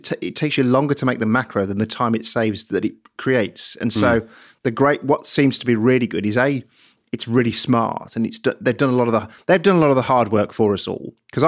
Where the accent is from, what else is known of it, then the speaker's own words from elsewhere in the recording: Birmingham, West Midlands, United Kingdom; I'm from Birmingham.